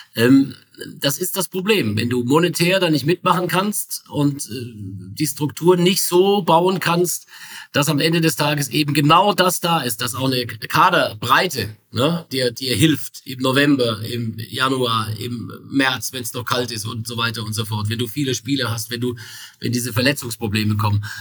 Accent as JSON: {"language": "German", "town": "Pforzheim", "region": "Baden-Württemberg", "country": "Germany", "tie": "born or raised there", "said": "aus meiner Heimatstadt, aus Pforzheim"}